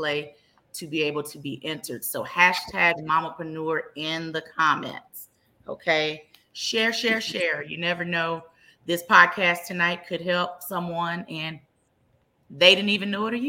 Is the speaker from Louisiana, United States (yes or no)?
no; Dallas, Texas, United States; born and raised in Dallas, Texas